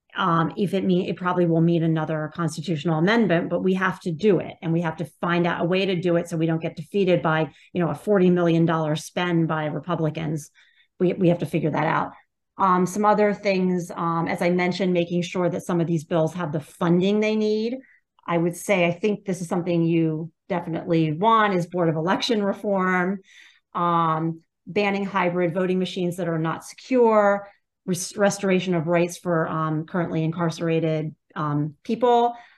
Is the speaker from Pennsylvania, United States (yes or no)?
yes; Pennsylvania, United States; now in New York, United States; I'm from Pennsylvania. I grew up in Pennsylvania